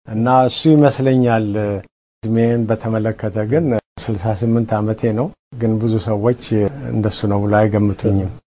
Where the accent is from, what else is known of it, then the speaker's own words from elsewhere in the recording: Addis Ababa, Ethiopia; now in United States; እኔ ከአዲስ አበባ ነኝ